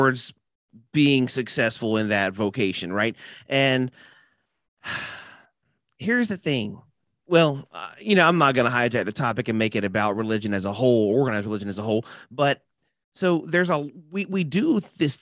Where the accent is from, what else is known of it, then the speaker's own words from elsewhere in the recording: Nashville, Tennessee, United States; I am from Nashville, Tennessee. I am a rare unicorn around